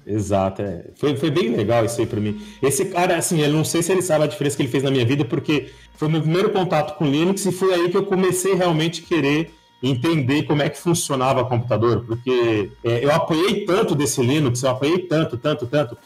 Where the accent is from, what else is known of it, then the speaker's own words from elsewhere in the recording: São Paulo, Brazil; also born or lived in Vitória da Conquista, Bahia; eu sou de São Paulo, só que é, eu morei, deixa eu ver, seis anos na Bahia, em Vitória da Conquista